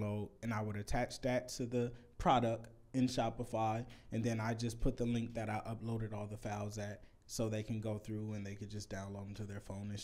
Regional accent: Vallejo, California, United States; I'm from Vallejo. It's the smallest town of all

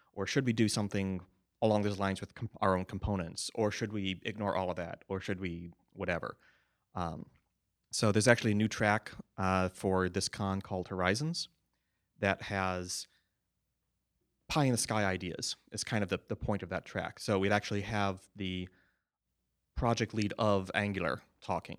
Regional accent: United States; I'm an American too

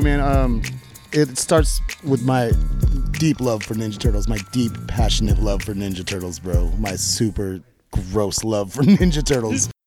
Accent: Eugene, Oregon, United States; I come from Eugene everyone there is very like community minded.

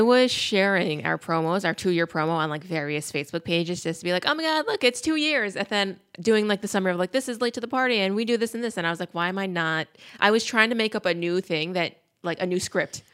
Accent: Peekskill, New York, United States; We grew up in Peekskill.

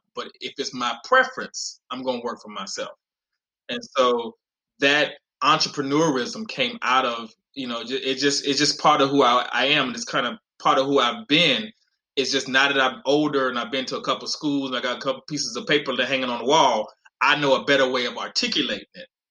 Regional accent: North Carolina, United States; now in Texas, United States; I grew up in North Carolina in in, in living in trailers on welfare

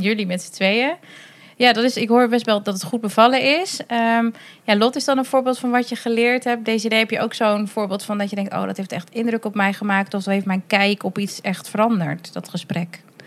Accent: Drenthe, Netherlands; Ik ben zelf opgegroeid in Drenthe.

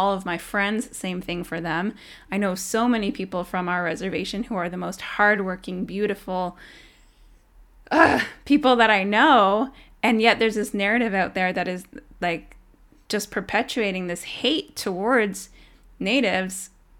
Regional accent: Tyendinaga, Ontario, Canada; I'm actually from Tyendinaga. I'm an Indigenous woman. This is where my family's from.

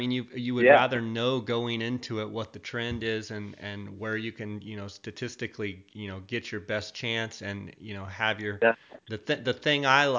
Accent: Arizona, United States; my home state here in Arizona.

